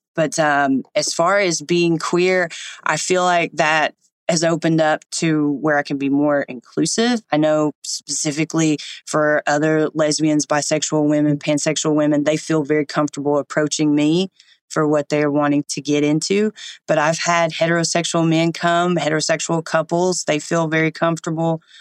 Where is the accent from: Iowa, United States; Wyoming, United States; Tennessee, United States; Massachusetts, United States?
Tennessee, United States; East; I grew up in East Tennessee